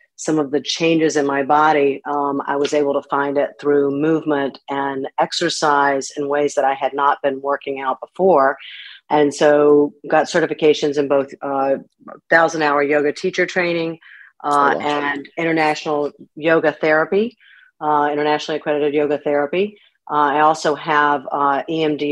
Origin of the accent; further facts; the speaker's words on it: Winston-Salem, North Carolina, United States; moved away as an adult; also born or lived in Massachusetts; I actually grew up in Winston-Salem, and I've just been back here a little over 3 years. So I'm glad to be back in my hometown.